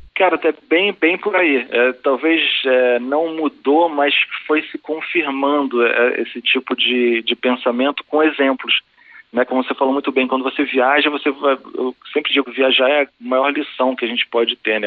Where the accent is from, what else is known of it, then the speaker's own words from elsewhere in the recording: Brazil; ser brasileiro